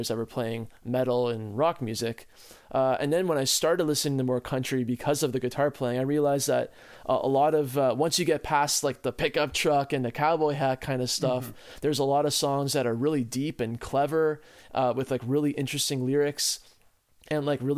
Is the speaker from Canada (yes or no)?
yes; Ottawa, Ontario, Canada; us growing up in Ottawa as like city boys